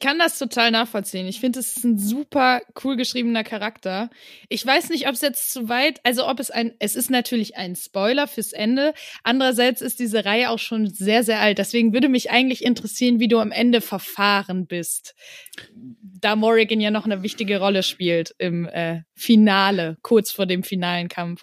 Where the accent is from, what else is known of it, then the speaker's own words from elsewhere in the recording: Wuppertal, North Rhine-Westphalia, Germany; also born or lived in Tanzania; now in Cologne, Germany; ich bin in Wuppertal zur Schule gegangen